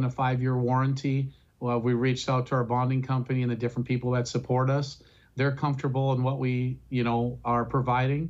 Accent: North Dakota, United States; we're from North Dakota. North Dakotans never give up.

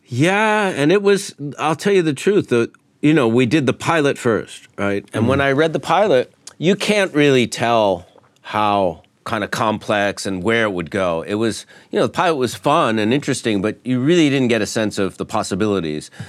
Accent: New York, United States; I was born in New York

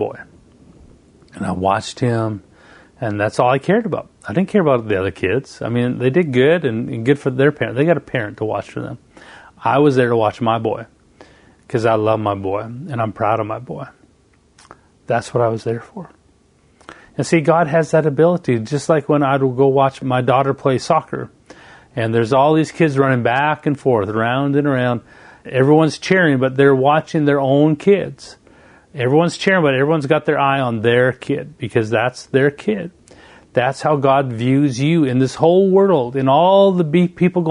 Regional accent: Canada; moved away as an adult; now in United States; I moved from Canada and went all the way to the United States, 3,000 miles away from home

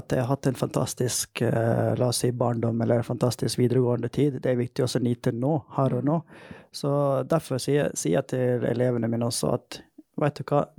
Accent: Møre og Romsdal, Norway; accent: Volda dialect (Sunnmøre); Norwegian is a second language; Jeg er glad for Volda-dialekten min, da. Det er jo sunnmørsk dialekt jeg prøver å liksom Ja. ja. Snakke, sånn.

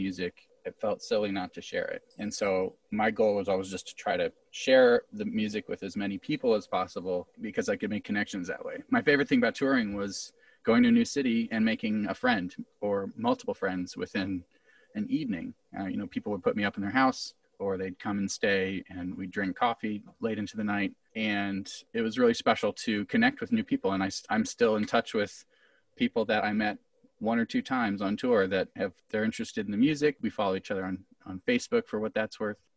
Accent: Camdenton, Missouri, United States; I grew up in Camdenton, which is Lake of the Ozarks

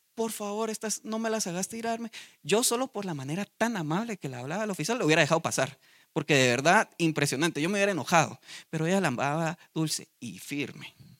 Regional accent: Guatemala; Nosotros los de Guate

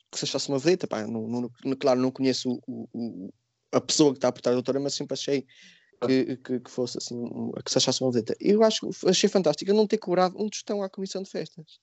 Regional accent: Portugal; Pá, eu sou português, não gosto de correr de touros, não vou, pá, não vou.

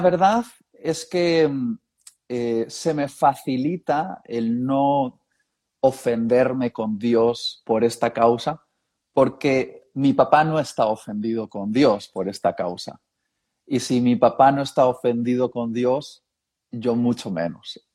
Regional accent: Basque Country, Spain; also born or lived in Madrid; se conocieron en Euskadi, o lo que se conoce también como el País Vasco, lo de la región de los vascos, y ahí nací yo

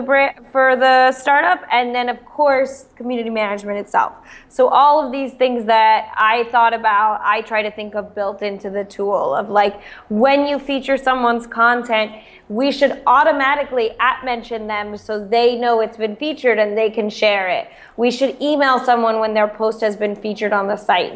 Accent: Eugene, Oregon, United States; moved away; also born or lived in Stanford, California; I'm from Eugene, Oregon. So more of a small town, but also a college town.

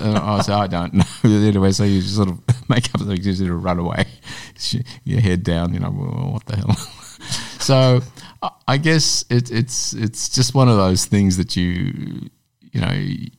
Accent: Glenroy, Victoria, Australia; But a child to a migrant family and straddling dual cultures is not a new story for many kids that have come from migrant families.

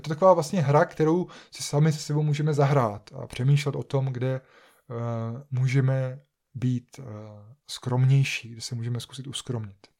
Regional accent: Czechia; jako Češi, jako obyvatelé České republiky nebo, nebo Slovenské republiky

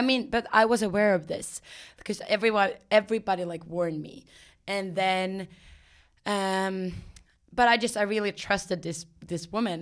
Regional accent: Sweden; moved away as an adult; also born or lived in Ireland; now in New York, United States; I'm from Sweden

